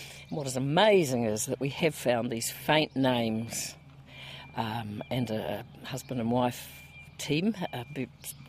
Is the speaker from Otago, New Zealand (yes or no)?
yes; Milton, Otago, New Zealand; I was born in Milton